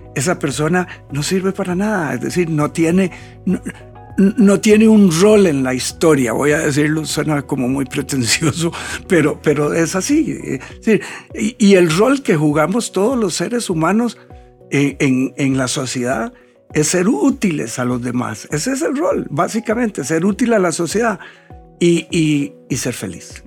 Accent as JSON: {"language": "Spanish", "country": "Costa Rica", "said": "lo más atractivo del país somos los costarricenses"}